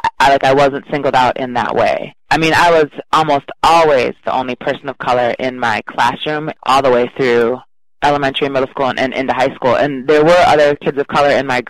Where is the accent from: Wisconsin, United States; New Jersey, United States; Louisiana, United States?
Wisconsin, United States; River Falls; also born or lived in Chicago; I was raised in River Falls, which is a fairly small college town, about 16,000 in Wisconsin